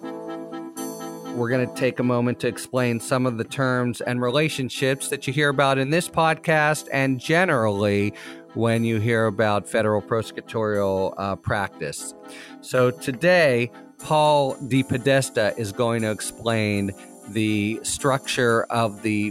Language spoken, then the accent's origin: English; Pittsburgh, Pennsylvania, United States; my hometown Pittsburgh